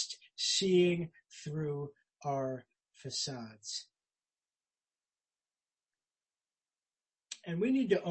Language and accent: English; United States; I'm an American